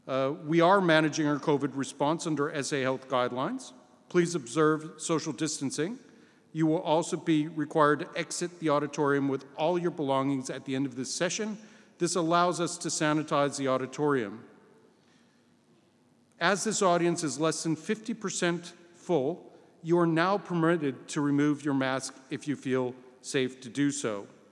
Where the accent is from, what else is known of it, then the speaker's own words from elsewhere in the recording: United States; now in Australia; my home country, the U.S.